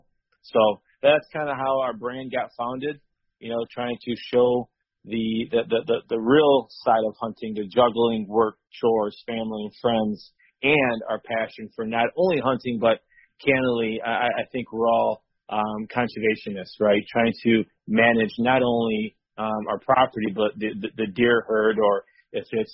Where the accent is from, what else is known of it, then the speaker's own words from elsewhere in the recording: Detroit, Michigan, United States; now in Romeo, United States; I'm from born and raised in Detroit, and I reside currently in by the Romeo, Michigan area